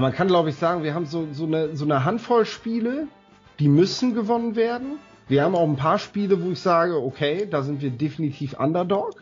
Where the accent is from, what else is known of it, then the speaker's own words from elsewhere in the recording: Northern Germany, Germany; ich als Norddeutscher